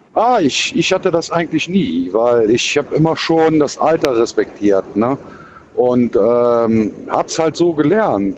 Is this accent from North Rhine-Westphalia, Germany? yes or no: yes; Cologne, North Rhine-Westphalia, Germany; accent: Kölsch; Ich bin ja Kölner und wir haben ja sowieso für viele Sachen ganz andere Aussprachen halt